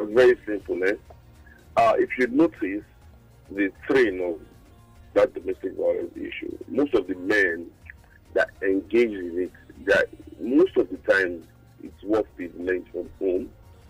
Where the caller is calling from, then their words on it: Maryland, United States; calling from Maryland.